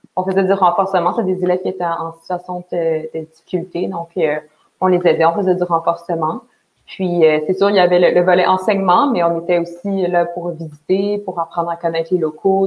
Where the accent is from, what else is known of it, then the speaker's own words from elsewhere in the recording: Montreal, Quebec, Canada; je viens de Montréal